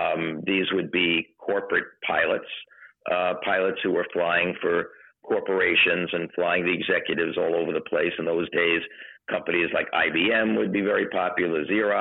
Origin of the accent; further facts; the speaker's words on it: New York City, New York, United States; moved away as an adult; now in New England, United States; been in New England now for 46 years, I'm not technically a native New Englander because I was born and raised in the Bronx of New York City.